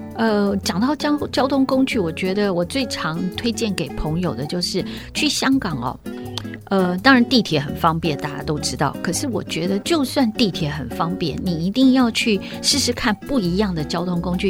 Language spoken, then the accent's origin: Chinese; Taipei, Taiwan; 因为我是台北人